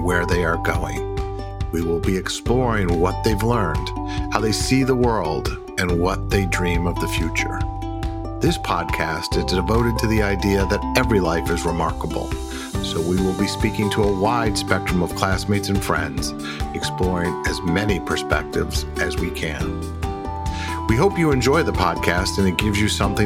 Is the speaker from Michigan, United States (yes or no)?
yes; Michigan, United States; moved away; I am a Michigan native as well. I haven't lived there in a long time